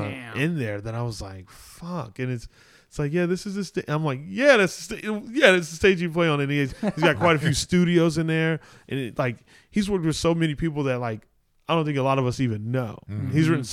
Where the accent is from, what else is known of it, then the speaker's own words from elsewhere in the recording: Arizona, United States; born there; now in Los Angeles, United States; Oh, just because I was born in Arizona.